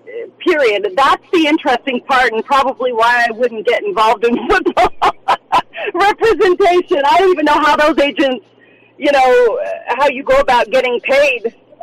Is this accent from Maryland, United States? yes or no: no; Washington, United States; I grew up in Washington State